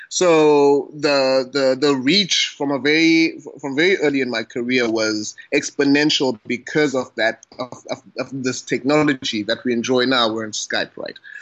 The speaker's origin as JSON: {"language": "English", "town": "Butterworth", "region": "Eastern Cape", "country": "South Africa", "tie": "born or raised there", "moved": "yes", "lives_now": "Cape Town, South Africa", "said": "I am based in Cape Town, South Africa, born and bred in Butterworth, that is in the Eastern Cape."}